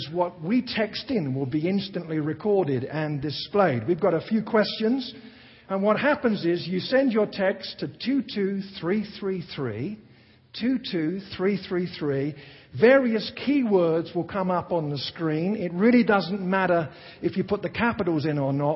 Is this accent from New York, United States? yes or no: no; Tennessee, United States; I'm from Tennessee